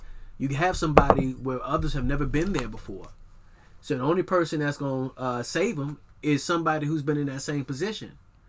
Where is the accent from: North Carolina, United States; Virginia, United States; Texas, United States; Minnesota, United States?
Virginia, United States; Newport News; I'm from Newport News, Virginia, my nigga.